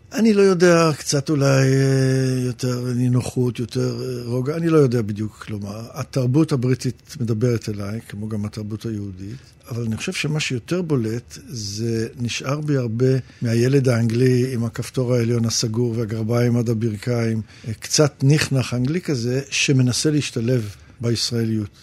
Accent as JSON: {"language": "Hebrew", "country": "Israel", "tie": "born or raised there", "also_born_or_lived": "England", "said": "עלינו ארצה מאנגליה כשהייתי בן שבע"}